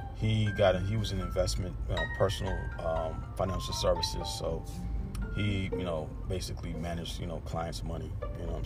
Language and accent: English; New York City, New York, United States; I'm from Brooklyn